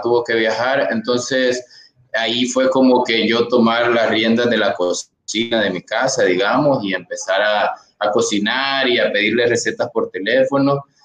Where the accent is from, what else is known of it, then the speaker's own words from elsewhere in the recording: Sonsonate, El Salvador; yo soy de Sonsonate